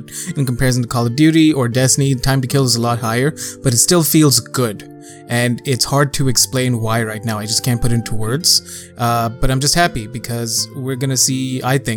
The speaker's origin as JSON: {"language": "English", "country": "Canada", "said": "I'm Canadian"}